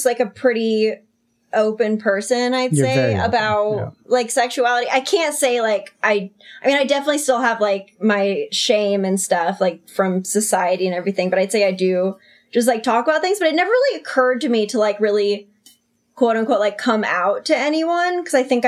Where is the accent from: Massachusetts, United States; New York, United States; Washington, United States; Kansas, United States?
Washington, United States; Olympia; I'm like from Olympia, Washington too